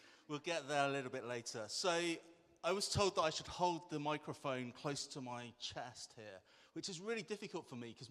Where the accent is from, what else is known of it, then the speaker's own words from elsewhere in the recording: Bristol, South West England, United Kingdom; I'm Bristol born and bred. I grew up in Withy Woods